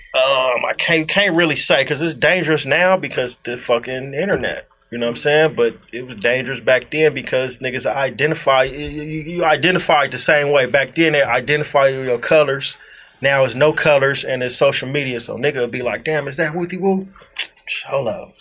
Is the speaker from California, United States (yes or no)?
yes; Inglewood, California, United States; I'm from Inglewood